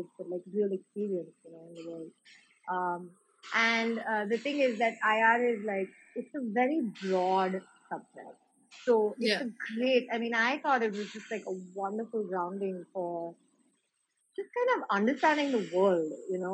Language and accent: English; Pune, Maharashtra, India; I grew up in Pune. I'm from Pune